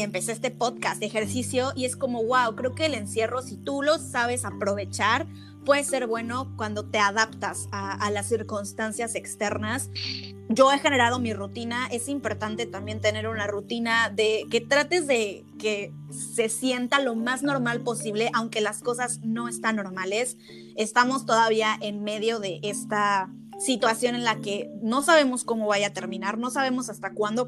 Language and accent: Spanish; Mexico; now in Germany; como mexicanos eh, pensamos igual, venimos de una cultura